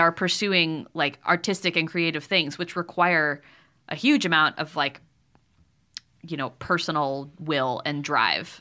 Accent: Connecticut, United States; moved away; the town I grew up in was very, very beautiful and lovely and a great public school

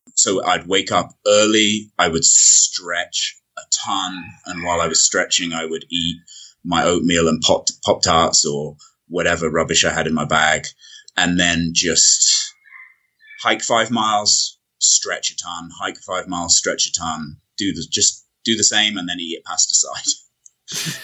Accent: United Kingdom; I can go in for as a British citizen

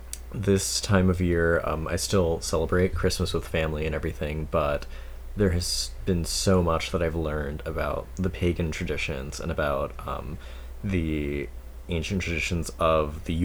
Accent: Chicago, Illinois, United States; I was raised Catholic, Puerto Rican, born and raised in Chicago

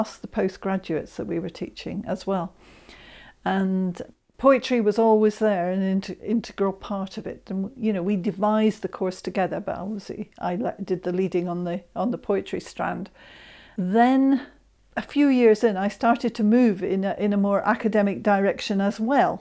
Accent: Scotland, United Kingdom; I'm Scot and I love my Scottish poetry as well.

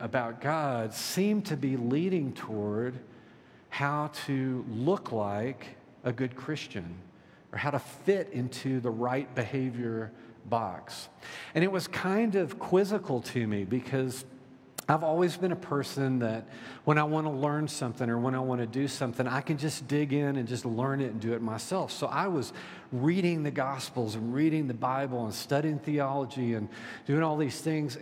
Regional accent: Deep South, United States; I was raised in the Deep South

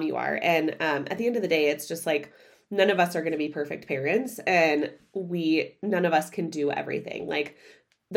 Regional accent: Midwest, United States; I grew up in the Midwest

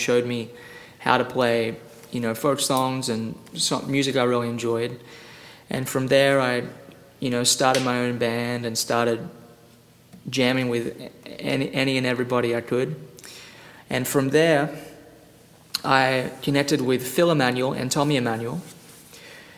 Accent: Australia; now in Nashville, United States; I grew up in Australia

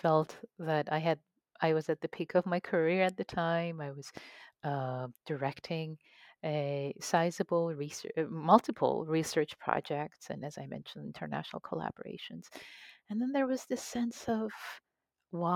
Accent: Tehran, Tehran Province, Iran; moved away; ever since I was a kid, growing up in Tehran, Iran. I used to read poetry of Rumi and Hafez in Farsi

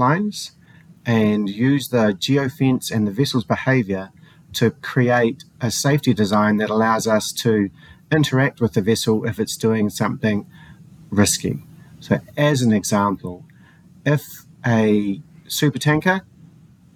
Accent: New Zealand; also born or lived in Colorado, United States; I'm a New Zealander, so I live quite a far away in the bottom of the Southern Ocean

